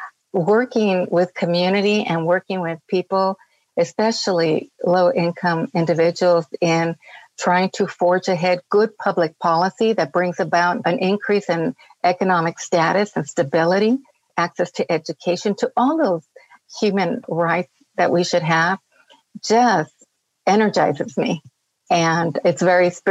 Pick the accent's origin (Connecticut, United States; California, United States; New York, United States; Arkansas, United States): California, United States; Los Angeles; I grew up in poverty in East Los Angeles. I'm a native Angeleno.